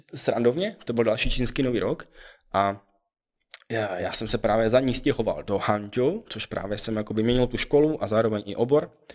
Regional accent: Czechia; moved away as an adult; also born or lived in China; že jsem z Česka, že se bavím, že mluvím česky jako doma

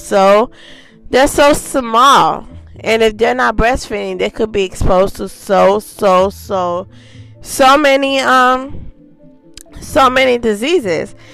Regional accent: Haiti; I was born in Haiti. Yes, I was.

